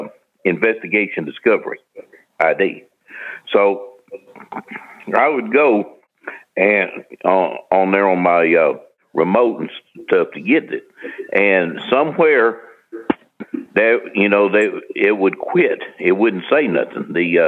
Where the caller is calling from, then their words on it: St. Louis, Missouri, United States; from St. Louis, Missouri.